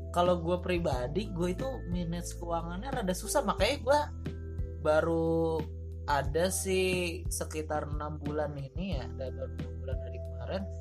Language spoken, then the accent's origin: Indonesian; Bekasi, West Java, Indonesia; gue dari Bekasi bawa beras loh